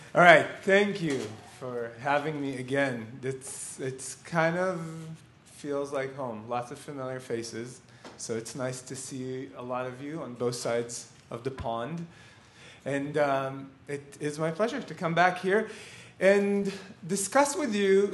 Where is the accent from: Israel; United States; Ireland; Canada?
Israel; I'm born and raised in Israel